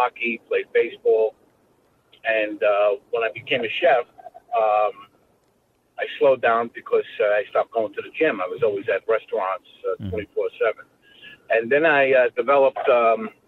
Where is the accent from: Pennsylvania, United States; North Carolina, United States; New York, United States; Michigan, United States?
New York, United States; New York City; I grew up in Brooklyn